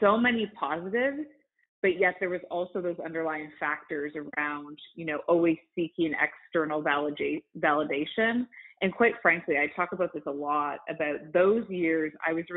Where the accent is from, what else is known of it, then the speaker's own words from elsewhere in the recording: Canada; I'm Canadian, and you might hear that through some of my speech